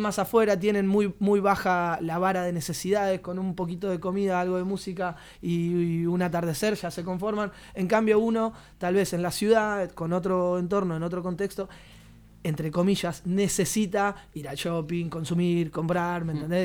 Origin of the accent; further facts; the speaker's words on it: Argentina; now in Barcelona, Spain; personas como nosotros, que somos argentinos, que vivimos en Barcelona